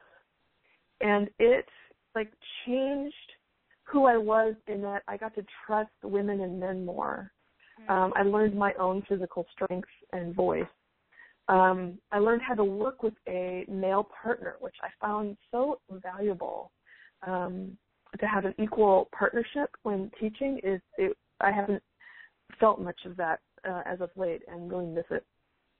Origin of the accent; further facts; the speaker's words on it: San Francisco Bay Area, California, United States; I'm from the San Francisco Bay Area